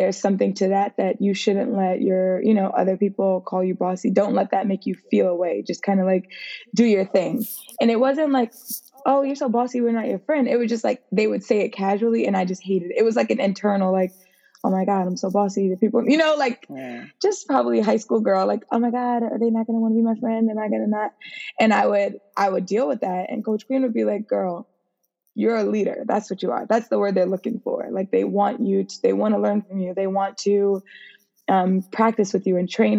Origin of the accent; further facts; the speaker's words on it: New York, United States; I was originally from New York